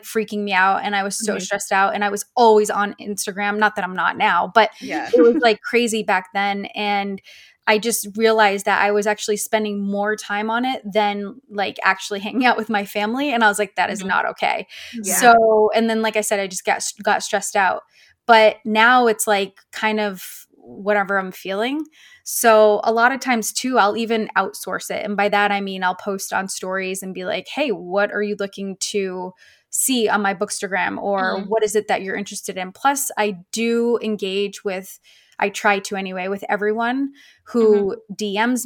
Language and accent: English; Maine, United States; also born or lived in San Francisco, California / Houston, Texas; now in Tulsa, United States; I'm originally from Maine, lived out in California in the San Francisco area for a few years, moved down to Houston for a few years